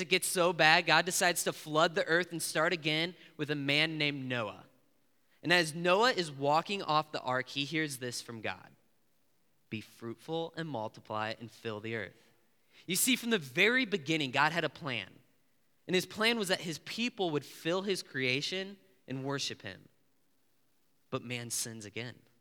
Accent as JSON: {"language": "English", "region": "Illinois", "country": "United States", "said": "I'm from Illinois"}